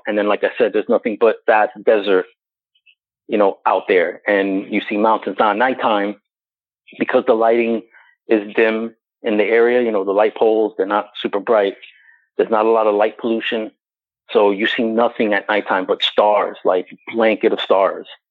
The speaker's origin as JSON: {"language": "English", "town": "New York City", "region": "New York", "country": "United States", "tie": "born or raised there", "said": "I was born and raised in New York City"}